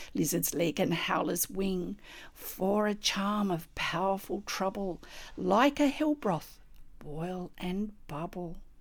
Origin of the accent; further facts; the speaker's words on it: Australia; I'm an Australian textile artist